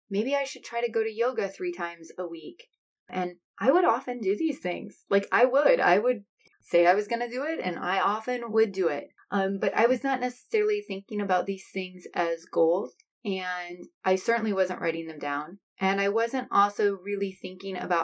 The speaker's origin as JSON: {"language": "English", "region": "Iowa", "country": "United States", "said": "I am from Iowa"}